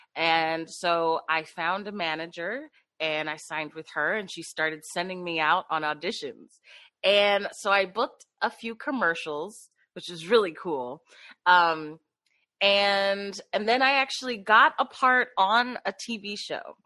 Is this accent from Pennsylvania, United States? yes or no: yes; Philadelphia, Pennsylvania, United States; born and raised in Philadelphia